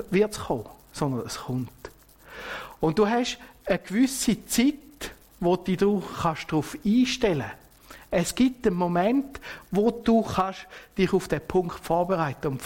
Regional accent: Switzerland; Und das kennen wir ja auch bei uns in der Schweiz, oder?

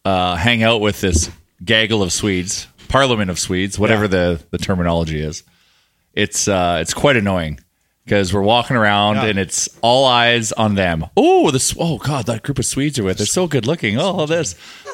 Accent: Canada; I'm not an American. I am a Canadian.

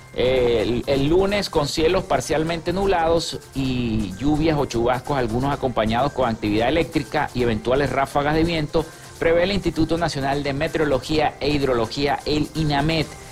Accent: Zulia, Venezuela; nuestro estado Zulia

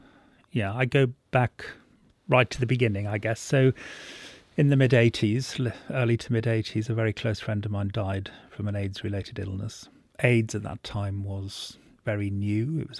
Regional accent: Wales, United Kingdom; Well, I was born in North Wales, somewhere between Wrexham and Llangollen, and my family owned a pub, and it was an extraordinary place to be brought up.

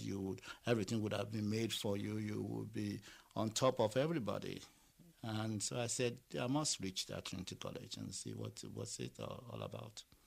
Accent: Lagos, Nigeria; moved away; I was born in Lagos and uh, I went to school in Lagos

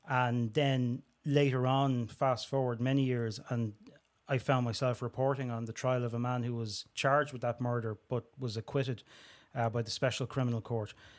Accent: Dublin, Leinster, Ireland; I'm from Springfield in Talla, Dublin twenty-four

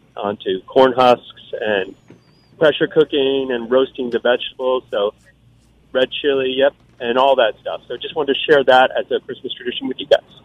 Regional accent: Arizona, United States; We're from Arizona

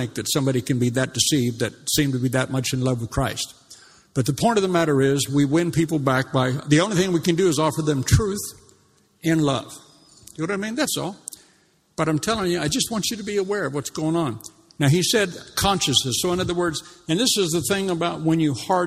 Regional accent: United States; moved away as an adult; when I came over here 31, 32 years ago, I mean, I come from the States

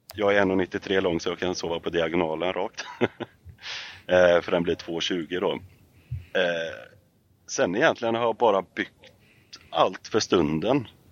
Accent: Sweden; Jag är uppvuxen i Fagerfjäll och eh, Rönnen

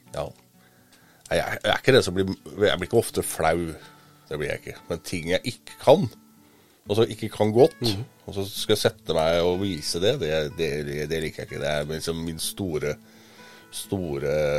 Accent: Gudbrandsdalen, Innlandet, Norway; moved away; jeg er jo gudbrandsdøl

